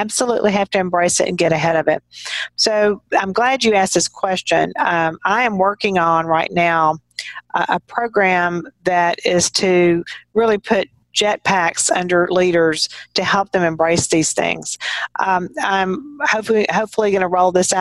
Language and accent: English; Texas, United States; as a Texan and just kind of growing up around people in a small town